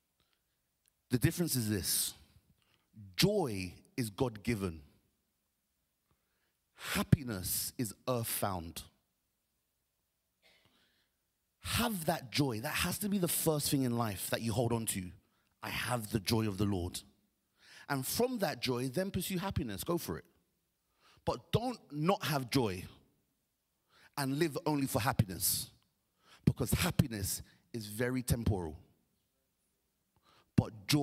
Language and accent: English; Nigeria; I'm Nigerian